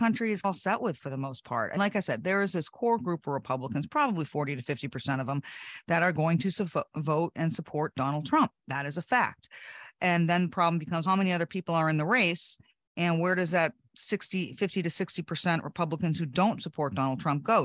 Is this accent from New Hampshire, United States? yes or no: yes; New Hampshire, United States; my home state